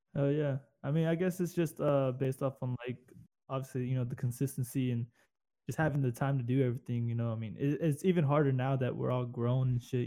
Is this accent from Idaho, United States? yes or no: no; Corpus Christi, Texas, United States; accent: southern; moved away as an adult; I'm away from Corpus and all the bullshit and all the fucking weirdos down there